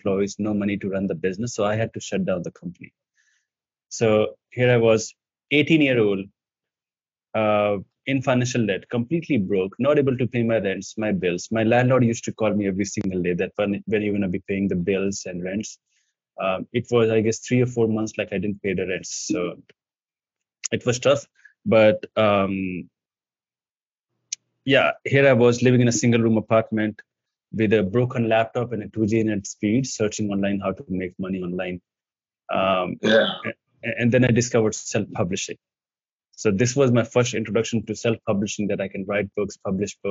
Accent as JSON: {"language": "English", "country": "India", "second_language": "English", "said": "I come from India"}